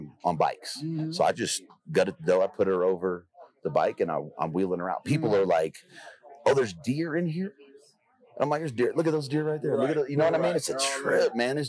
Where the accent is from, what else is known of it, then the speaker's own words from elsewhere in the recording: Los Angeles, California, United States; moved away; I grew up in South Central